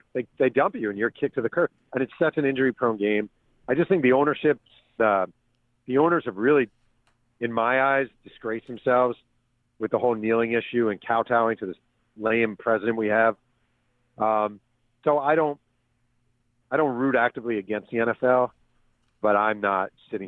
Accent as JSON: {"language": "English", "town": "Mahopac", "region": "New York", "country": "United States", "tie": "born or raised there", "said": "When I was a kid growing up in Mayo Pack"}